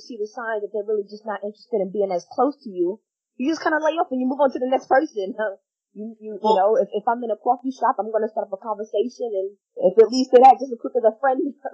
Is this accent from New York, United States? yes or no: yes; New York, United States; moved away; I'm back in my home state